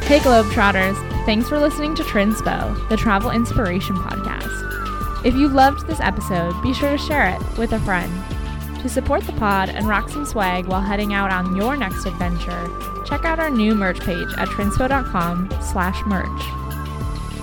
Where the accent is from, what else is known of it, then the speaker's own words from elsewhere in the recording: United States; as an American citizen